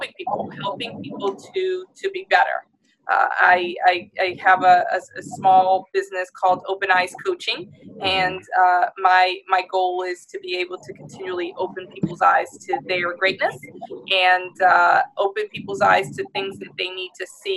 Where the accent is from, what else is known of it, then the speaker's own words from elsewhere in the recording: Louisiana, United States; I grew up here in Louisiana